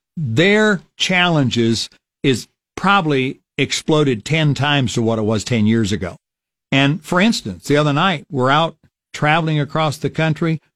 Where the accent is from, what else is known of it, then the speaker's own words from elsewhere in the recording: Falls City, Nebraska, United States; my hometown of Fall City, Nebraska